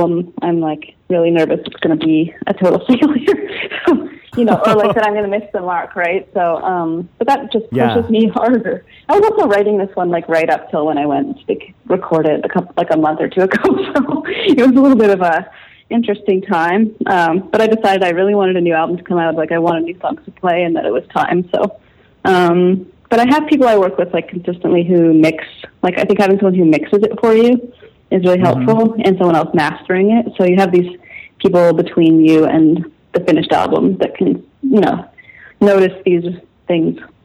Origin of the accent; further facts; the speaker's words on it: Calgary, Alberta, Canada; growing up in Calgary, Alberta, you know, in the Texas of Canada, in a Pentecostal family